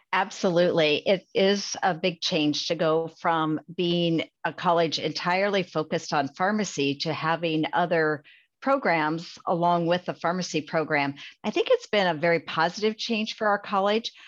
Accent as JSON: {"language": "English", "area": "Adair County", "region": "Iowa", "country": "United States", "tie": "born or raised there", "said": "I grew up in Adair County and graduated from Adair Casey High School. uh, that's in Iowa"}